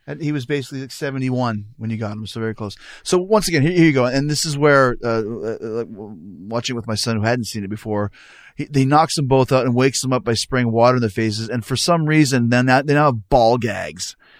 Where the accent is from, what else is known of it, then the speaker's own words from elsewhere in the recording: Winnipeg, Manitoba, Canada; I grew up in Winnipeg where you're never cold